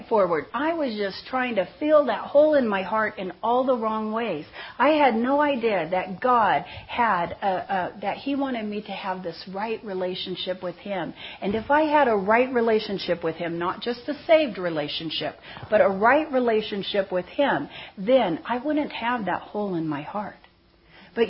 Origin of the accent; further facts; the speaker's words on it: Seal Beach, California, United States; I grew up in Seal Beach, California